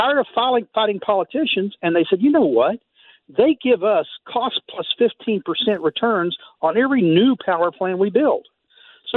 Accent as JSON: {"language": "English", "region": "Texas", "country": "United States", "tie": "born or raised there", "said": "I grew up in Texas"}